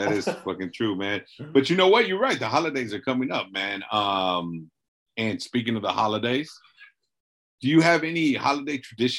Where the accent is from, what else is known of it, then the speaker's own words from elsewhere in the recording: Southern California, United States; we're from Southern California